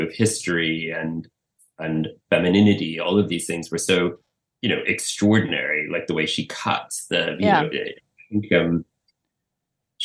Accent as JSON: {"language": "English", "town": "Montreal", "region": "Quebec", "country": "Canada", "tie": "born or raised there", "said": "I was born in Montreal. I was born in Canada"}